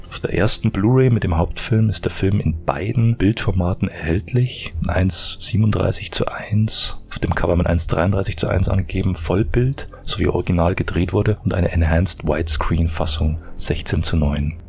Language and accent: German; Germany; bei uns in Deutschland